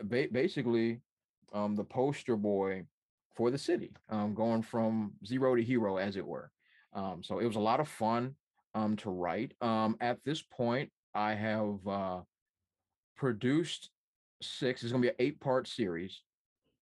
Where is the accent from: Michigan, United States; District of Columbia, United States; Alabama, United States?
District of Columbia, United States; Washington; I'm from Washington, D.C. I forgot about that, but I'm from Washington, D.C.